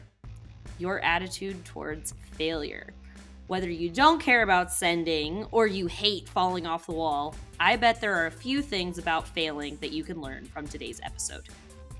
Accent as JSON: {"language": "English", "town": "Cincinnati", "region": "Ohio", "country": "United States", "tie": "born or raised there", "said": "I grew up in Cincinnati"}